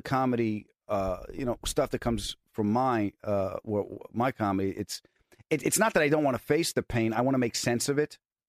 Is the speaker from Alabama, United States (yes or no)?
no; Bridgeport, Connecticut, United States; I'm from Bridgeport, Connecticut.